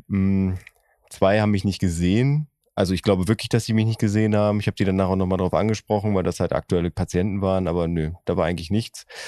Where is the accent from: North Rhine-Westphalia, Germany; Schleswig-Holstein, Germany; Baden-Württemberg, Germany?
North Rhine-Westphalia, Germany; Oerlinghausen; in meiner Heimatstadt Oerlinghausen